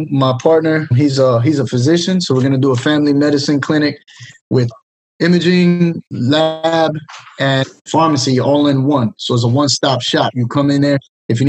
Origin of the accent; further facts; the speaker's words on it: Miami, Florida, United States; moved away as an adult; So yeah, I grew up in Miami